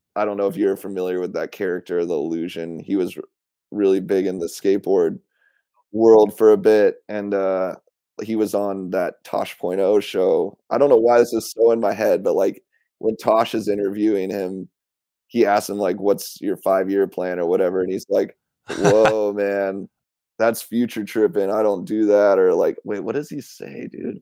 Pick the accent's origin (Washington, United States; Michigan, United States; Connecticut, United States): Washington, United States; Issaquah; also born or lived in Portland, Oregon / Camas, Washington; I grew up in Issaquah, Washington